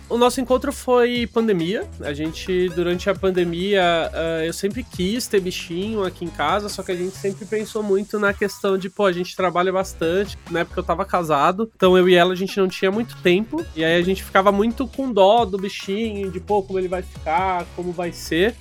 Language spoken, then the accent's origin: Portuguese; Barueri, São Paulo, Brazil; Eu sou de Barueri, uma cidadezinha de São Paulo